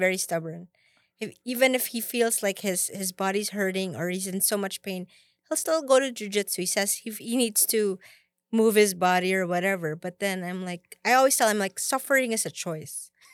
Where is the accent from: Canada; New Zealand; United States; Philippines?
Philippines; moved away; I came from the Philippines